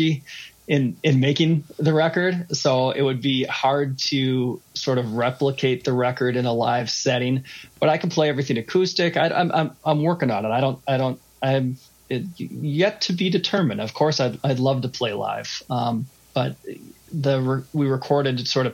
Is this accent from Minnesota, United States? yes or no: yes; Minneapolis, Minnesota, United States; I'm from Minneapolis. I grew up in Minneapolis, went to school outside of Minneapolis and lived around a little bit and came home.